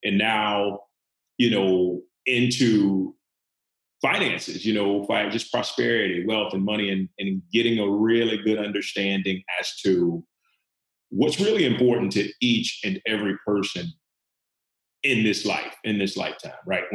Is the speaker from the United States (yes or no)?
yes; the Bible Belt in the Deep South, United States; I grew up in the Bible Belt in the Deep South